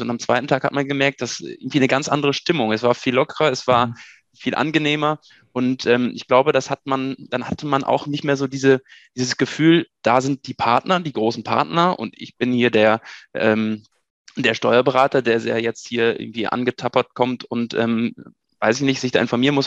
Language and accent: German; Germany; also born or lived in Münster / Dortmund; ins schöne Haus gekommen seid, meinem Geburtsort.